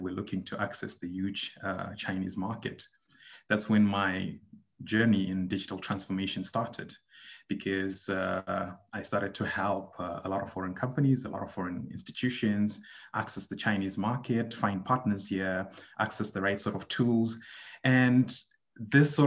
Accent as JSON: {"language": "English", "country": "Zimbabwe", "tie": "born or raised there", "moved": "as an adult", "lives_now": "Shanghai, China", "said": "I am from Zimbabwe. It's a small country in Southern Africa. I basically grew up there"}